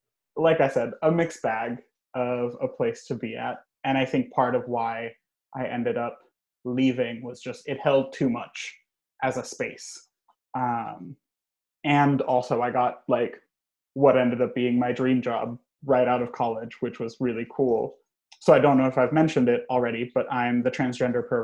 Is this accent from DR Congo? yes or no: no; Puerto Rico; first language Spanish; English is a second language; moved away as an adult; also born or lived in New Hampshire; now in Vermont, United States; I am from Puerto Rico, born and raised.